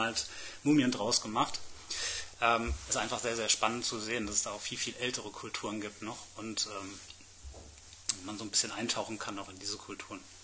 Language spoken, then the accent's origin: German; Germany; wir als Deutsche